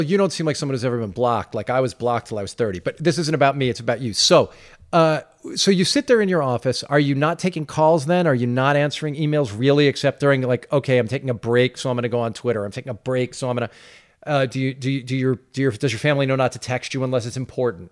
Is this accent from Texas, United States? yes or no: no; Roslyn, New York, United States; growing up in Roslyn